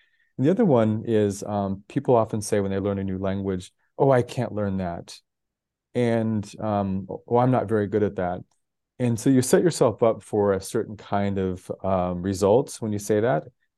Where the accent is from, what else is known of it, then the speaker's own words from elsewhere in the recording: Denver, Colorado, United States; born there; also born or lived in 9 American states / 6 countries; So I was born in Denver, Colorado. I've lived in 9 American states, 6 countries. And some of that was just through family growing up.